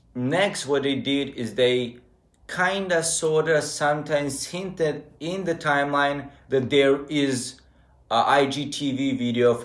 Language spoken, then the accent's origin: English; Serbia; moved away as an adult; now in Novi Sad, Serbia; compared to my hometown, it feels like it's a whole different country with different mentality.